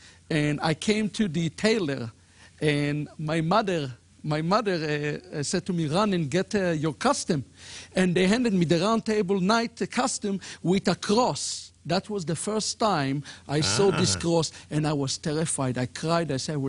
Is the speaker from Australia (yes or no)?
no; Israel; I was raised up in Israel in traditional normative Judaism.